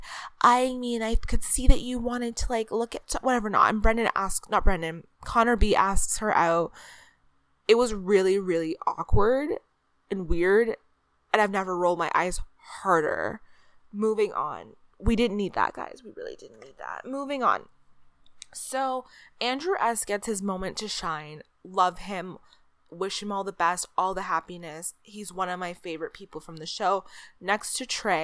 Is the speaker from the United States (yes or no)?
no; Canada; as a Canadian